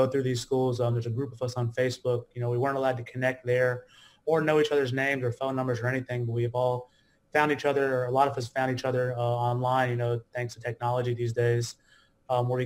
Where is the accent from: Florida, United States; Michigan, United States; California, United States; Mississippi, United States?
Mississippi, United States; also born or lived in New York City, United States; now in Los Angeles, United States; I was born in New York. My parents are first generation directly from India. And my father moved us pretty quickly down south to Mississippi when I was roughly 4 years old